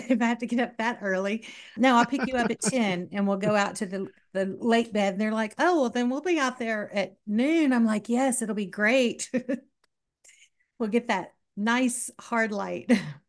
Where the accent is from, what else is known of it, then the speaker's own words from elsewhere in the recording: Southern United States, United States; accent: southern; That's my southern accent coming out.